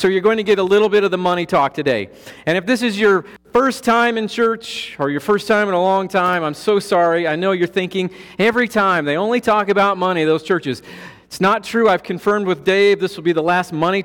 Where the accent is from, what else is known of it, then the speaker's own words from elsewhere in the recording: Colorado, United States; I'm from Colorado. We have 14,000-foot mountains there